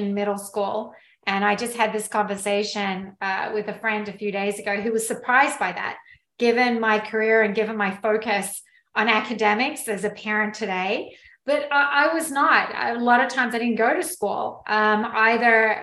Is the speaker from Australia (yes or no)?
yes; Australia; moved away; So I am actually Australian. I grew up in Australia on a dairy farm